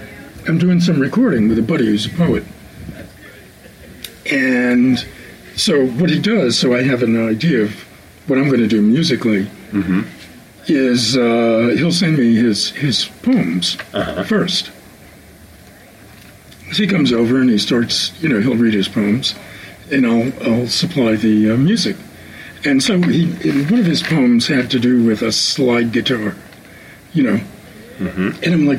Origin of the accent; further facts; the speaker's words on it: Spain; We're from Spain, man.